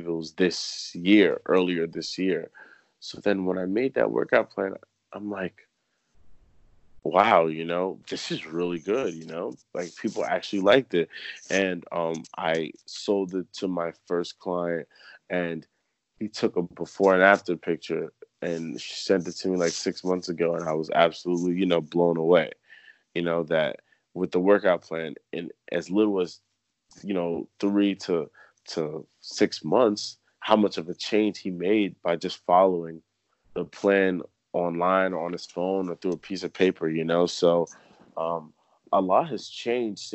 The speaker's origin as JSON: {"language": "English", "region": "New Jersey", "country": "United States", "moved": "as an adult", "lives_now": "Philadelphia, United States", "said": "I'm originally from New Jersey and I'm out in Philly"}